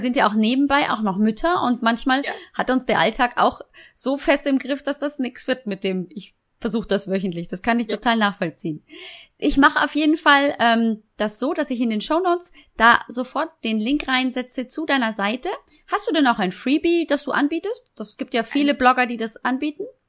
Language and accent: German; Munich, Bavaria, Germany; accent: Bavarian; ich bin geboren und aufgewachsen in München